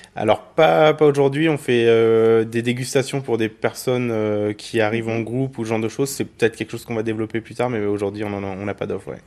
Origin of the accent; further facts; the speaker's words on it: Burgundy, Bourgogne-Franche-Comté, France; now in Clermont-Ferrand, France; Moi je suis originaire de Bourgogne